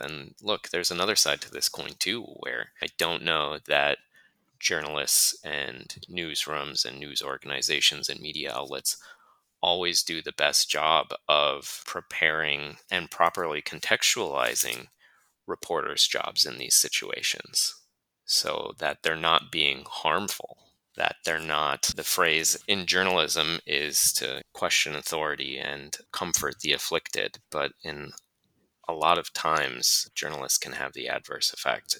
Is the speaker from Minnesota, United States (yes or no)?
yes; Duluth, Minnesota, United States; moved away as an adult; I was born and raised and grew up and spent at this point still more than half of my life in Duluth, Minnesota